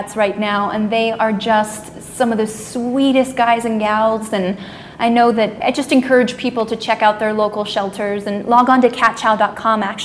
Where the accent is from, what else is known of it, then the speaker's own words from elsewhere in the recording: Orlando, Florida, United States; I grew up in Orlando, so I grew up in, you know, theme park central